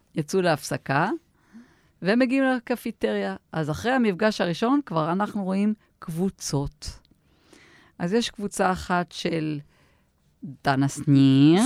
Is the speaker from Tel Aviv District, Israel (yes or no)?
yes; Tel Aviv, Tel Aviv District, Israel; גם אנחנו תל אביבים